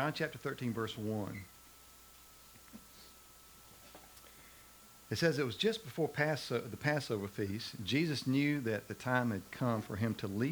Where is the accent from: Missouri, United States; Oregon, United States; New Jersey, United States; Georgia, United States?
Georgia, United States; Macon; I remember when McDonald's came to Macon, Georgia, my hometown